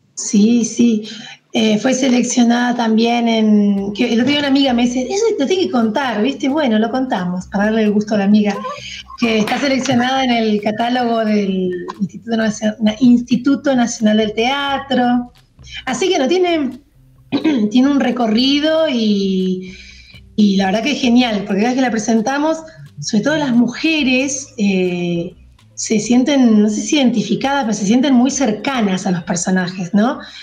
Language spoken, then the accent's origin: Spanish; Zapala, Neuquén, Argentina; also born or lived in Cipolletti (Fiske Menuco), Río Negro; now in Cipolletti, Argentina; yo viví, pasé mi adolescencia, niñez en Zapala